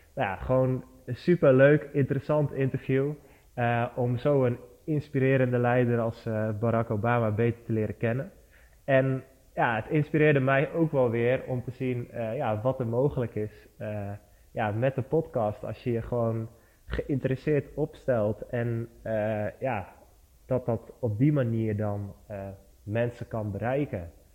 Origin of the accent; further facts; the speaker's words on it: Barneveld, Gelderland, Netherlands; ik kom uit Barneveld. Dat is een dorpje in het midden van Nederland, vlakbij Amersfoort en Apeldoorn